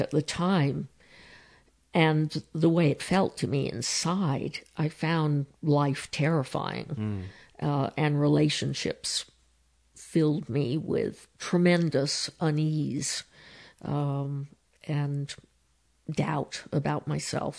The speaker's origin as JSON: {"language": "English", "town": "San Diego", "region": "California", "country": "United States", "tie": "born or raised there", "said": "though my parents were both British, uh, I was born in San Diego"}